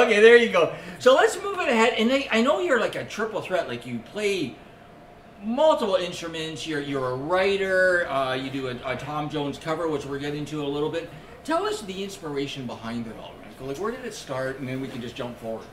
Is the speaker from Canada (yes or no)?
yes; Scarborough, Ontario, Canada; where I grew up in Scarborough